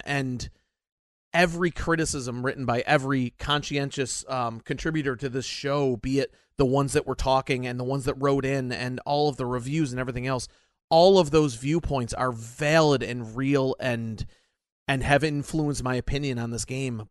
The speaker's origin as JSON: {"language": "English", "country": "United States", "said": "I'm an American."}